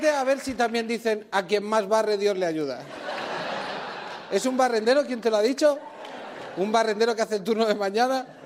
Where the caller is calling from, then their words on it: Seville, Andalusia, Spain; de Sevilla.